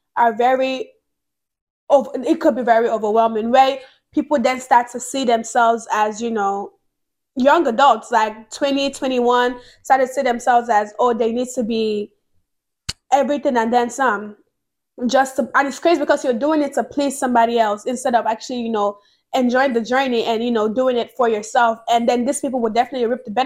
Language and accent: English; Nigeria; moved away; growing up in Nigeria, because I grew up in Nigeria